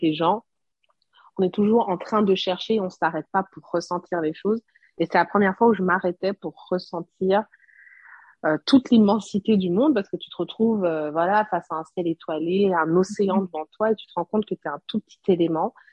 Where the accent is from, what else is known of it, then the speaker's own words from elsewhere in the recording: Burundi; also born or lived in Montreal, Canada; now in Guadeloupe; J'étais la seule burundaise